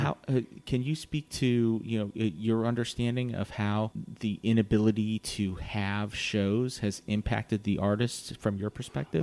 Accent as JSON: {"language": "English", "town": "Virginia Beach", "region": "Virginia", "country": "United States", "tie": "born or raised there", "said": "I grew up in Virginia Beach"}